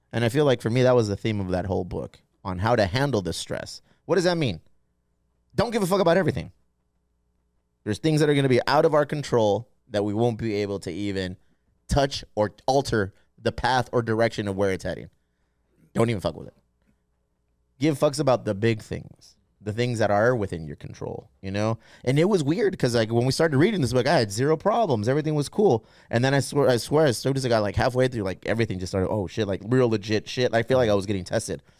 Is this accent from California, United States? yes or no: yes; San Diego, California, United States; We are born and raised in San Diego